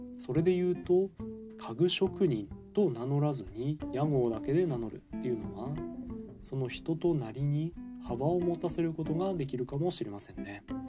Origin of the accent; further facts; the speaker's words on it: Fukushima, Japan; moved away as an adult; now in Takayama, Japan; 7月1日からは地元福島で頑張っていきたいと思います